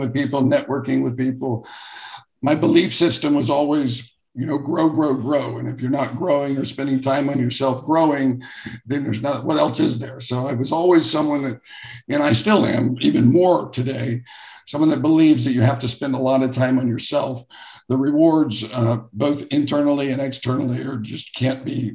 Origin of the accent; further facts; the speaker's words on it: Jacksonville, Florida, United States; I grew up here in the same town that I live in now, Jacksonville, Florida